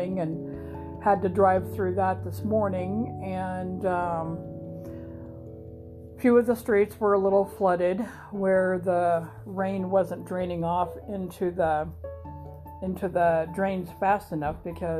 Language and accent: English; Grand Island, Nebraska, United States; moved away; lived in Grinnell, Nebraska, my home state, my hometown